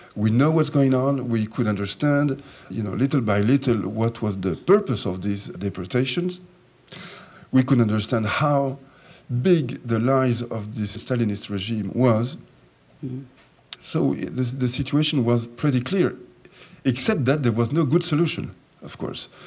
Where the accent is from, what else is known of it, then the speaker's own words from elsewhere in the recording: France; also born or lived in Jerusalem; I was born in Jerusalem and I was brought up in, in France when I came to France when I was four years of age